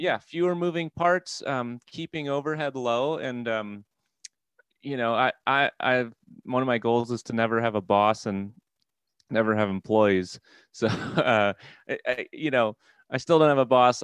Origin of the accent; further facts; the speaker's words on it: Midwest, United States; now in Wisconsin, United States; I'm from the Midwest